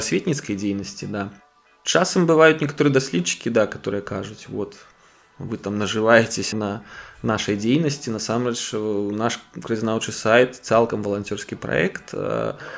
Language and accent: Belarusian; Gomel, Gomel Region, Belarus; майго роднага горада рэгіёна гэта наўпрост адбілася у гомелі